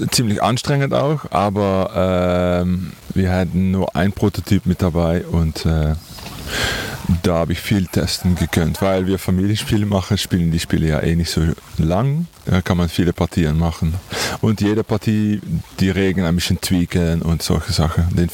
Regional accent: Netherlands; German is a second language; Und wir kommen aus Holland.

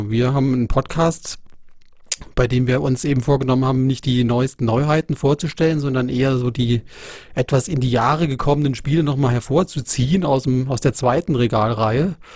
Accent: Baden-Württemberg, Germany; Wir kommen aus der Nähe von Freiburg eigentlich. Ist ja richtig links unten.

